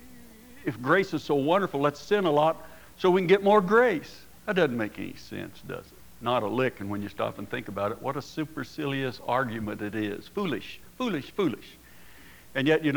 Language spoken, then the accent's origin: English; Oklahoma, United States; now in Casper, United States; I grew up in Oklahoma during the the Prohibition days